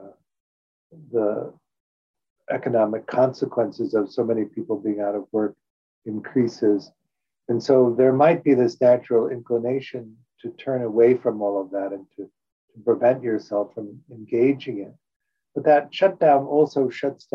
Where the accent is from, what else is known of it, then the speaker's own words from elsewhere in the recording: Chicago, Illinois, United States; also born or lived in New York; now in Los Angeles, United States; When I grew up in Chicago